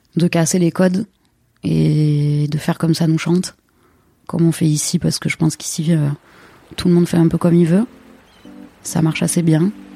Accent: Marseille, Provence-Alpes-Côte d'Azur, France; je suis née à Marseille euh, et j'y vis depuis 35 ans. Mes souvenirs d'enfance à Marseille

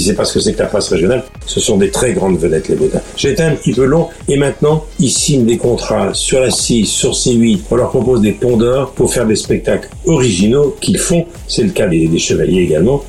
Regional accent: Lower Normandy, France; J'ai grandi en Basse-Normandie avec un papa qui était médecin de campagne

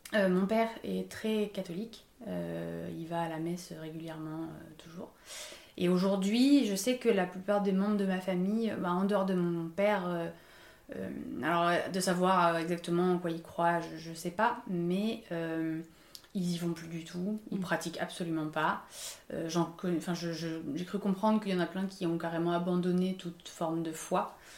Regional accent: Paris, Île-de-France, France; j'ai grandi à Paris, donc euh, en milieu euh, très urbain, euh, toute ma vie quasiment

